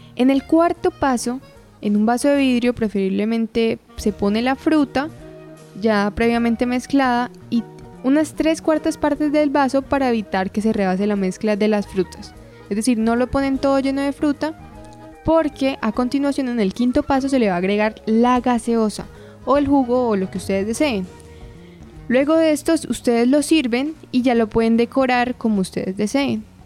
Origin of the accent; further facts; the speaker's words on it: Colombia; acá en Colombia